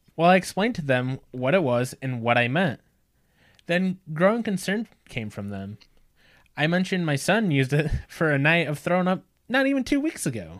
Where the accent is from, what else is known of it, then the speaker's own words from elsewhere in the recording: North Central Illinois, United States; We're from North Central Illinois